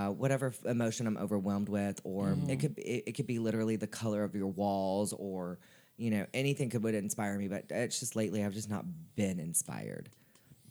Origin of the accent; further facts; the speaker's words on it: Nashville, Tennessee, United States; I'm born and raised in Nashville.